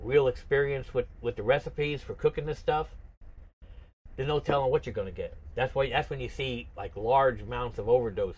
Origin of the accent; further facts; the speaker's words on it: Matawan, New Jersey, United States; moved away as an adult; I'm from New Jersey originally